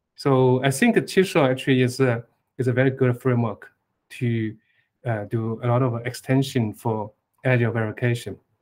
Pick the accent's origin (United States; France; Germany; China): China; eastern China; I was born in Eastern China